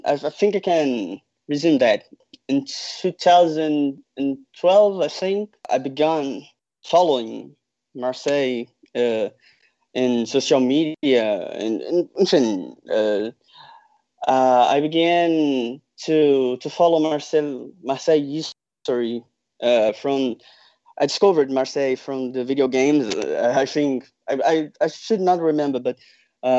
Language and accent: English; Rio de Janeiro, Brazil; I'm from Rio de Janeiro